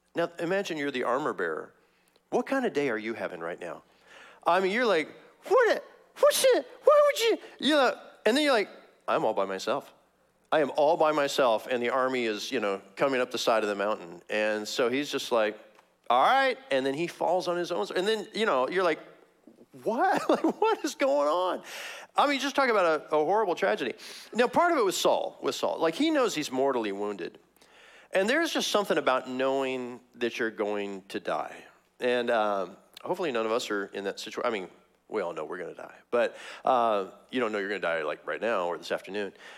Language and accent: English; Missouri, United States; moved away; I'm from Missouri originally, Missouri.